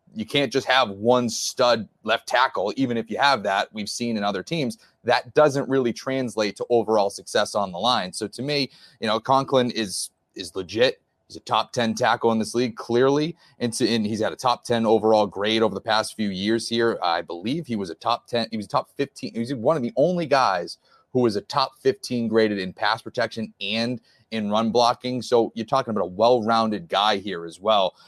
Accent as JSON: {"language": "English", "region": "New England", "country": "United States", "said": "I'm from New England, I, I'm a, a Patriots guy"}